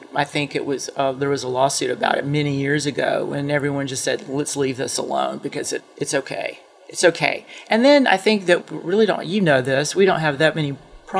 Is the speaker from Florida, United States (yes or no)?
no; Atlanta, Georgia, United States; now in Athens, United States; I'm from Atlanta and came here to go to school and had never been to Athens before.